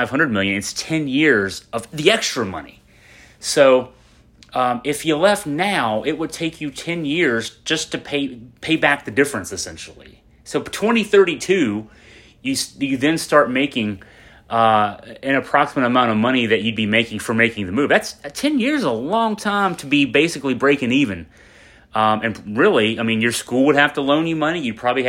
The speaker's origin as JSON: {"language": "English", "region": "Western Virginia", "country": "United States", "said": "we're both from Western Virginia"}